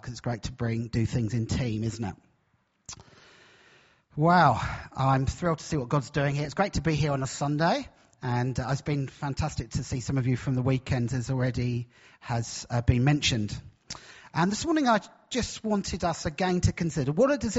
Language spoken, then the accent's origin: English; Brighton, South East England, United Kingdom; moved away as an adult; now in Hull, United Kingdom; I'm from Hull, although my accent actually is not from Hull. I'm actually originally from Brighton, right down in the south. But I've been in Hull, this is our 12th year.